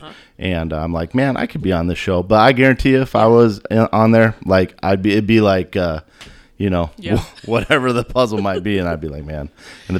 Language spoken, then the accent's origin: English; Ogallala, Nebraska, United States; So drove over there, and I was born in Ogallala. And then lived here for 18 years. Graduated 1995.